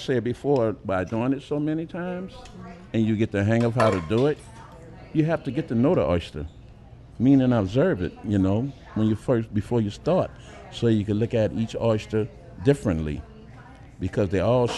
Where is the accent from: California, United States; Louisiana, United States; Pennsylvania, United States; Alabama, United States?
Louisiana, United States; New Orleans; I'm from Uptown. I live Uptown, New Orleans, practically all my born days